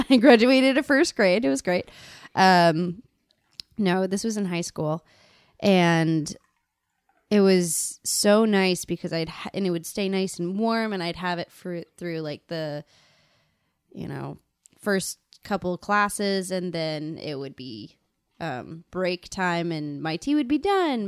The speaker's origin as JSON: {"language": "English", "region": "Colorado", "country": "United States", "moved": "yes", "lives_now": "New York City, United States", "said": "I'm originally from Colorado"}